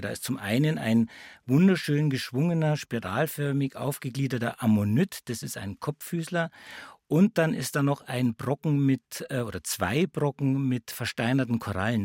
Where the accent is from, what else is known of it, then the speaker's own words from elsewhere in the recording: Bavaria, Germany; bei uns in Bayern